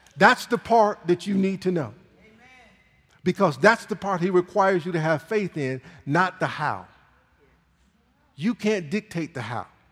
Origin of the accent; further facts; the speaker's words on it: Michigan, United States; moved away; I'm from Michigan. It's hard to be from Michigan and not watch Michigan football uh, growing up